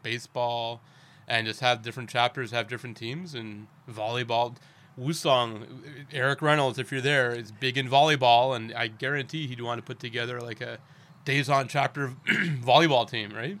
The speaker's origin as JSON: {"language": "English", "country": "Canada", "moved": "yes", "lives_now": "Daejeon, South Korea", "said": "we're both from Canada."}